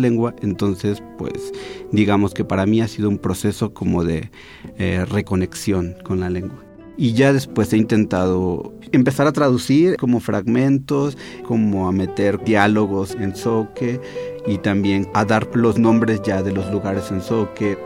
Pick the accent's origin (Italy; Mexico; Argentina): Mexico; Chiapas; moved away as an adult; now in Mexico City, Mexico; soy de Chiapas